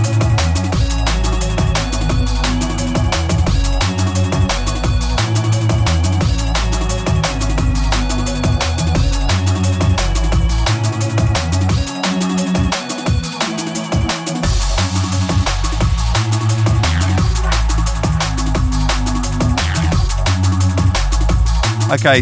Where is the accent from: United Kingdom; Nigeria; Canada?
United Kingdom; England; we're English